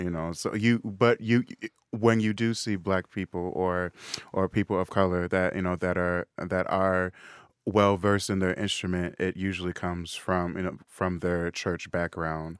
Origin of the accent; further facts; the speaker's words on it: Woodbury, Minnesota, United States; also born or lived in Saint Paul; I grew up in Woodbury, which is a suburb of, of Saint Paul